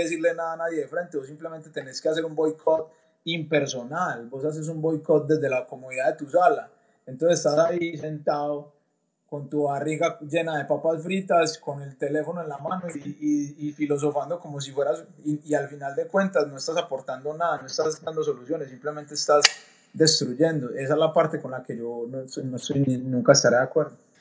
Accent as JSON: {"language": "Spanish", "country": "Colombia", "moved": "as an adult", "said": "nosotros siendo colombianos"}